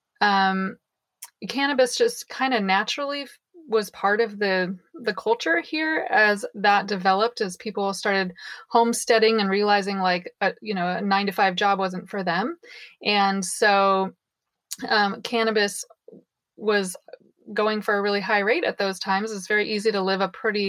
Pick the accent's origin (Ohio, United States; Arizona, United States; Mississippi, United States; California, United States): California, United States; Mendocino County; I was born and raised in Mendocino County on an alternative back to the land hippie commune